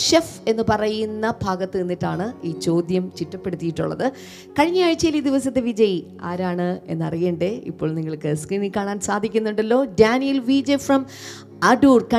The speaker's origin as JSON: {"language": "Malayalam", "region": "Kerala", "country": "India", "said": "ഞാൻ ഇടുക്കിക്കാരിയാണ്"}